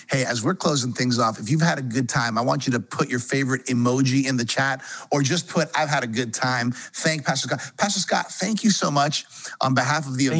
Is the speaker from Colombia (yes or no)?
yes; Colombia; I'm from Colombia too